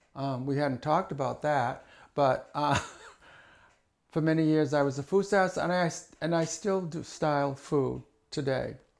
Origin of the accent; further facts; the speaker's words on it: Hyannis, Massachusetts, United States; moved away as an adult; also born or lived in Chicago; I was born in Hyannis, Massachusetts, many years ago. I lived with my grandmother and grandfather and my, my aunt, my mother and father